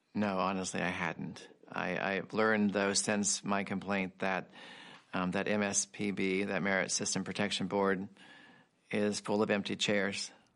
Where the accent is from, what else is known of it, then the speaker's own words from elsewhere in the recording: Tulsa, Oklahoma, United States; I'm from Tulsa